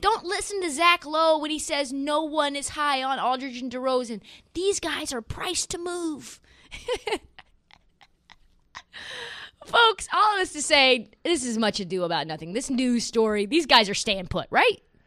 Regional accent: Portland, Oregon, United States; moved away; So I grow up in Portland.

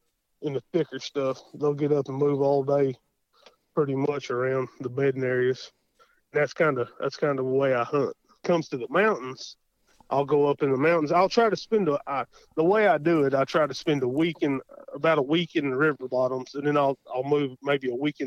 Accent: Davis, Oklahoma, United States; I'm from Davis, Oklahoma

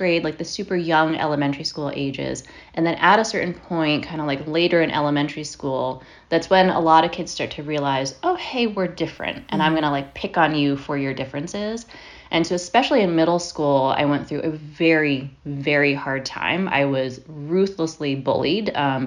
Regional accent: Monroe, Connecticut, United States; I grew up mostly in Connecticut. I grew up in a little town called Monroe, which is part of Fairfield County

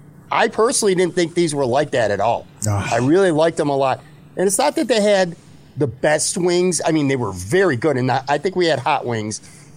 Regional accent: Buffalo, New York, United States; moved away; and I grew up on the West Side.

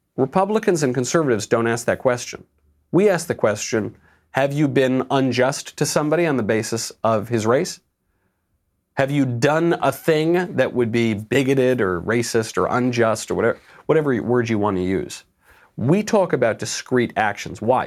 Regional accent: New York, United States; moved away; I'm a New Yorker

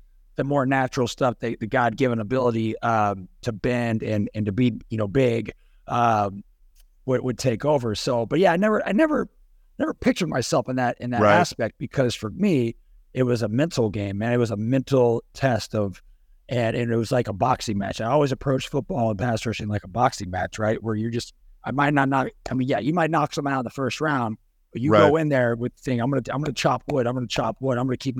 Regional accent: California, United States; And then, I was going to go play Pac-10 growing up in California.

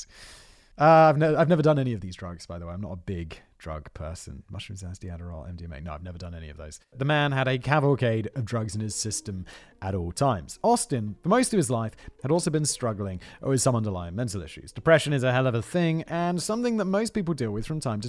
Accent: United Kingdom

